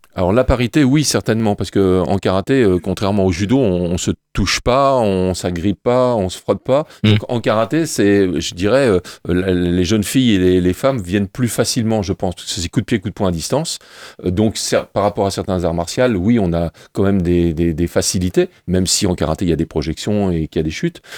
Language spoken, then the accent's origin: French; Le Mans, Pays de la Loire, France; je viens des, des quartiers des Roncerets, du Mans